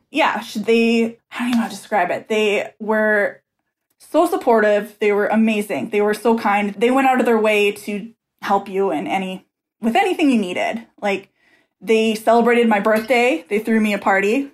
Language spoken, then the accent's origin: English; Minnesota, United States; I'm from Minnesota